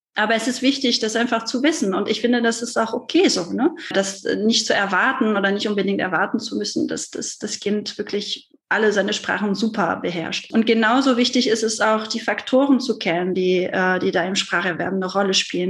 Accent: France; German is a second language; now in Germany; ich komme ja aus Frankreich, was man sicherlich auch raushört

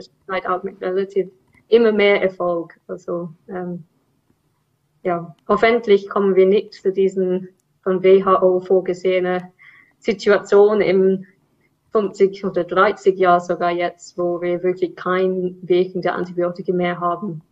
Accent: England, United Kingdom; German is a second language; now in Zurich, Switzerland; Ich bin ursprünglich Engländerin

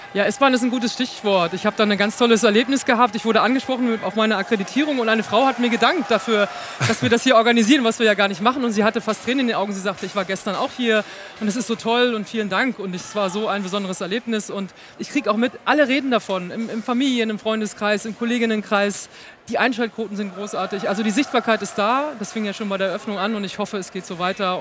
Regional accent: Hamburg, Germany; als Hamburgerin

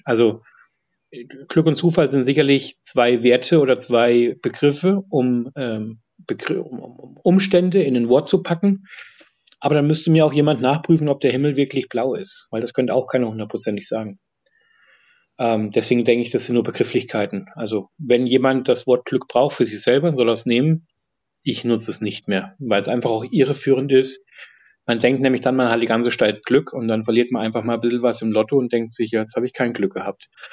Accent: Fulda, Hesse, Germany; also born or lived in Munich, Germany; now in London, United Kingdom; in Fulda, wo ich herkomme, beziehungsweise auch in München

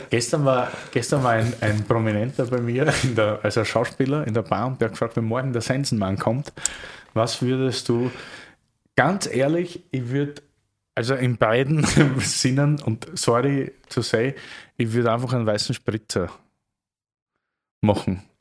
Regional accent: Austria; now in Berlin, Germany; aber als Österreicher hat man hier so ein bisschen den Ösi-Bonus in Deutschland oder Berlin

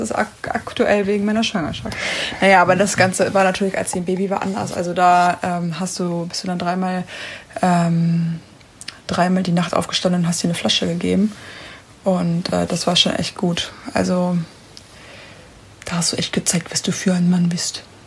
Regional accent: Ruhr area, North Rhine-Westphalia, Germany; ich komme aus dem Pott

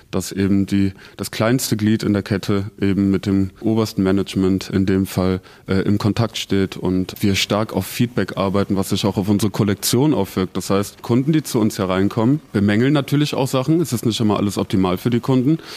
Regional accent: Germany; now in Zurich, Switzerland; Also ich komme aus Deutschland und ich glaube, so weit ist der Schweizer vom Deutschen nicht weg.

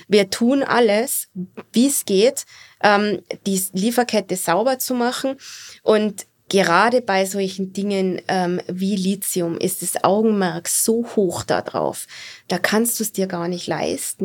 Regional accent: Austria; als Österreicherin

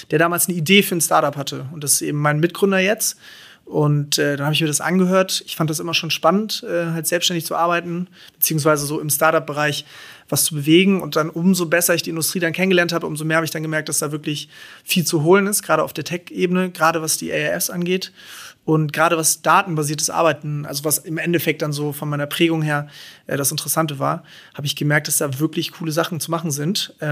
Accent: Cologne, North Rhine-Westphalia, Germany; born there; Ich bin geborener Kölner, ähm, genau. Ähm, meine Eltern sind beide Deutsche.

